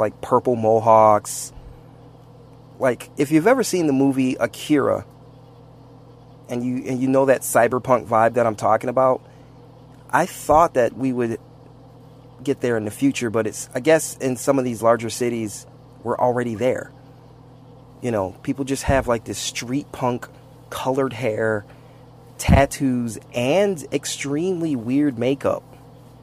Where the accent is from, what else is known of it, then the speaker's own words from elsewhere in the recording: Saginaw, Michigan, United States; moved away; also born or lived in Flint, Michigan; I grew up in Saginaw and near Flint, Michigan